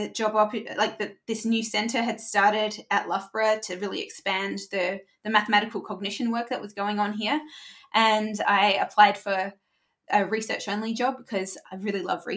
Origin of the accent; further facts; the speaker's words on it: Adelaide, South Australia, Australia; moved away as an adult; also born or lived in Chicago; Adelaide is the capital of South Australia. South Australia is the driest state in the driest country. So it is dry. And sometimes this will be surprising to people in the UK, but sometimes we want rain. Like we're so excited when it does rain. I grew up in drought